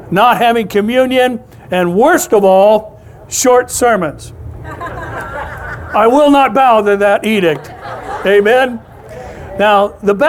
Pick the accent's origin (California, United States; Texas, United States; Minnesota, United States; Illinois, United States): California, United States; Orange; I was born in St. Joseph's Hospital over in Orange. This has been my home my whole life